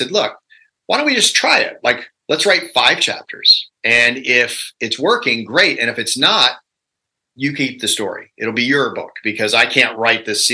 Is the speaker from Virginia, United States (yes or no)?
yes; Virginia, United States; I'm a redneck from Virginia